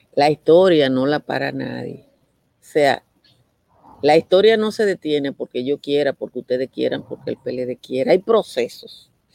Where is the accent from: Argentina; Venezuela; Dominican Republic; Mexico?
Dominican Republic; Nizao, Peravia; yo soy de Nizao